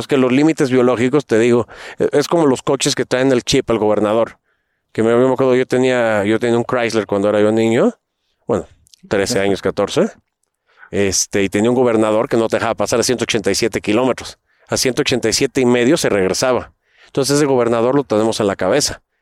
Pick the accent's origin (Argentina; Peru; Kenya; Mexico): Mexico; Acapulco, Guerrero; also born or lived in Mexico City; como vengo creciente Acapulco y Ciudad de México, me considero mil veces más acapulqueño que de, que de la Ciudad de México.